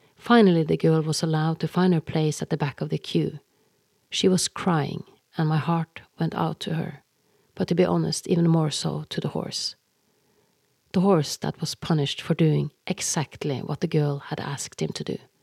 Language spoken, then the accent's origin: English; Norway; English is a second language; I am Norwegian and that English is my second language, not my first.